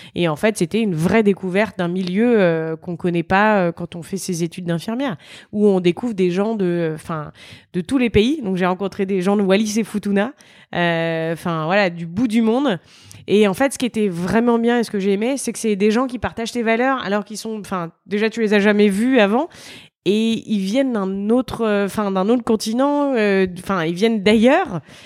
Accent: Reims, Grand Est, France; je viens de Reims, en Champagne-Ardenne

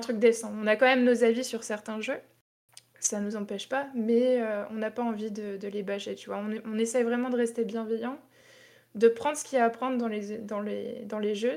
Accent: Tours, Centre-Val de Loire, France; moved away as an adult; also born or lived in Toulouse; je suis de Tours

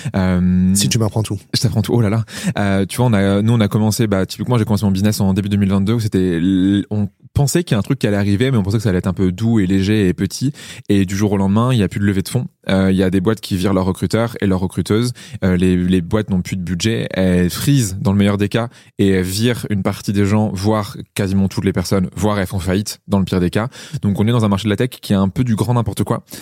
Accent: Niort, Nouvelle-Aquitaine, France; je suis né à Niort, c'est pire loose, genre pire, pire ville dans laquelle tu peux naître

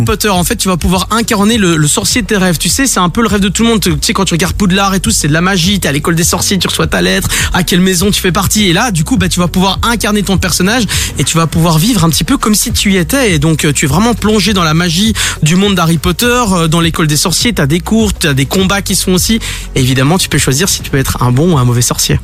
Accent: Belgium; chez nous en Belgique

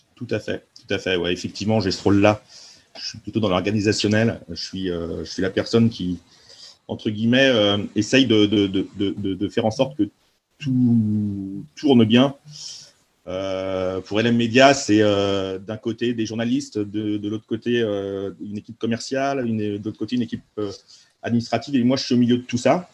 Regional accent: Nantes, Pays de la Loire, France; je suis nantais, je suis né à Nantes

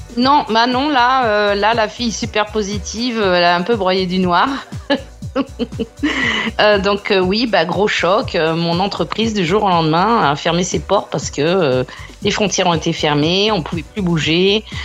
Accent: France; now in Brisbane, Australia; en tant que française

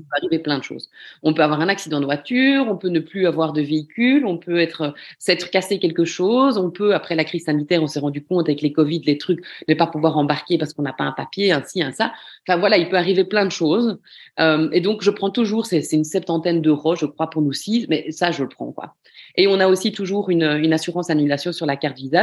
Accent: Belgium; Quand on est belge

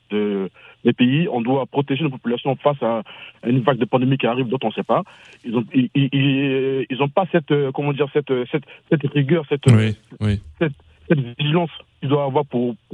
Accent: Côte d’Ivoire; je suis de la Côte d'Ivoire.

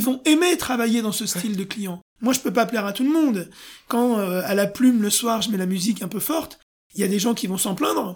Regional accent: France; je suis français.

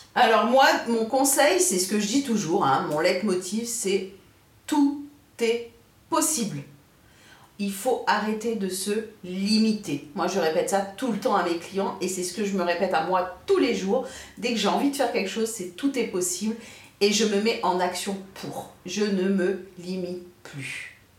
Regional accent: France; on est né en France. Nous, on est français

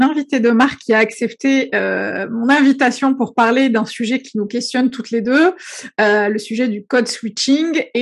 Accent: Algeria; now in France; j'ai suis née, j'ai grandi en Algérie, donc il y a beaucoup beaucoup de choses que j'ai découvert en arrivant en France.

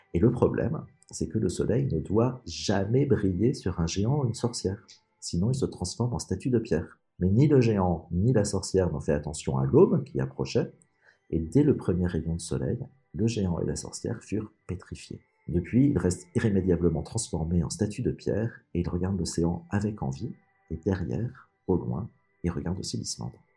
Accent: France; en tant que Français

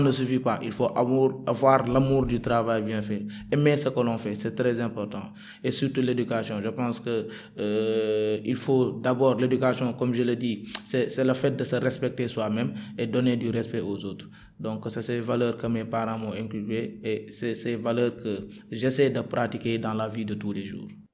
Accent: Dakar, Senegal; j'habite à SCAT Urbam. J'ai grandi à SCAT Urbam

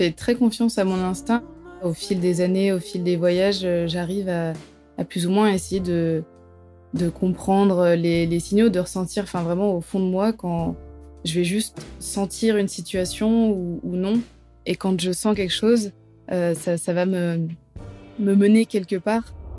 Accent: south of France, France; je viens du sud de la France

